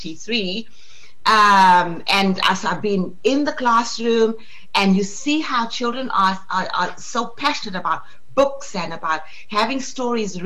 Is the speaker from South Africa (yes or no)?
yes; South Africa; now in Spain; I still consider South Africa my motherland. Well, it is my motherland, and I'm still very tied to South Africa